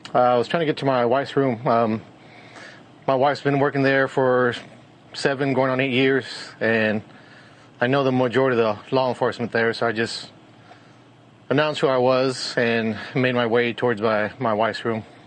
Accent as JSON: {"language": "English", "town": "Uvalde", "region": "Texas", "country": "United States", "tie": "born or raised there", "said": "I've been born and raised in Uvalde for 42, going on 42 years."}